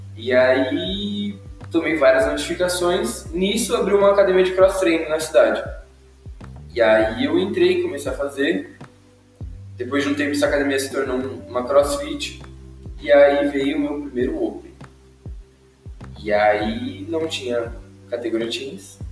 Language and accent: Portuguese; Indaiatuba, São Paulo, Brazil; quando eu mudei de São Paulo para Indaiatuba